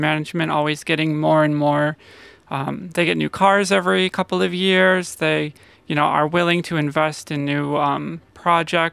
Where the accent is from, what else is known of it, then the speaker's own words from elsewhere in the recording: United States; now in Australia; I'm from America originally